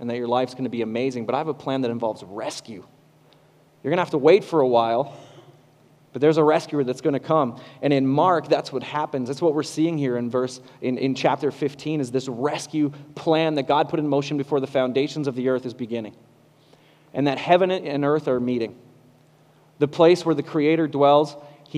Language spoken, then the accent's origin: English; Kitchener-Waterloo, Ontario, Canada; accent: Canadian; moved away; I'm from Southern Ontario, Kitchener-Waterloo.